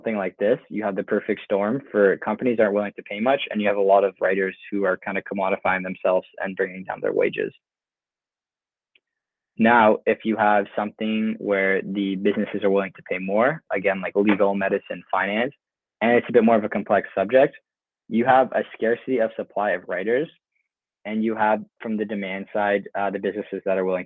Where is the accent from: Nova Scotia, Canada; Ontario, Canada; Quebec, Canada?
Ontario, Canada; just outside of Toronto; moved away as an adult; now in Lisbon, Portugal; I grew up just outside of Toronto